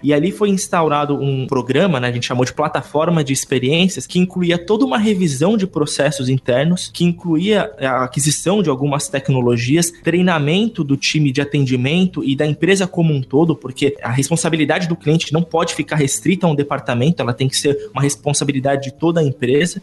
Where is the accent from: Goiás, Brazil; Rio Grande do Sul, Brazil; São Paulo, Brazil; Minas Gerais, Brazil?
São Paulo, Brazil; São Caetano do Sul; eu sou de São Caetano, não é tão interior assim, mas ainda tem um pouquinho desse clima